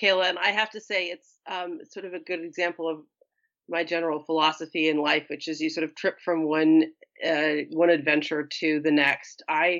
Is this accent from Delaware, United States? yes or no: yes; Wilmington, Delaware, United States; also born or lived in Prescott, Arizona; I was actually born in Prescott, Arizona, but I grew up on the Eastern Seaboard from seventh grade, through high school, and lived in just outside of Wilmington, Delaware, so which is close to Philadelphia.